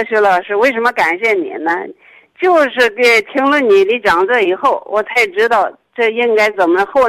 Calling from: Baoding, Hebei, China; 呃我是保定的，

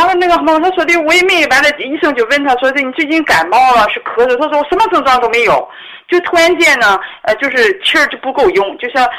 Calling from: Dandong, Liaoning, China; 啊，我是丹东的朋友。

